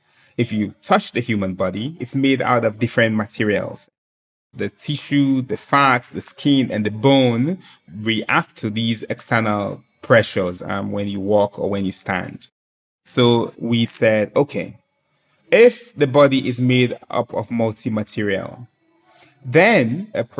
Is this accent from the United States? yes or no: no; Sierra Leone; born or raised there